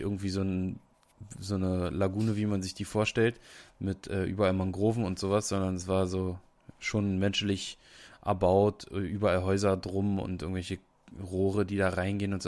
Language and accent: German; Brandenburg, Germany; bei uns in Brandenburg